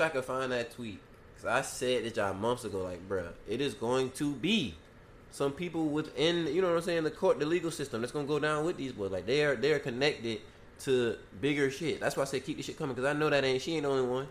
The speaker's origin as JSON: {"language": "English", "town": "Garden City", "region": "Georgia", "country": "United States", "said": "where we from, from Garden City"}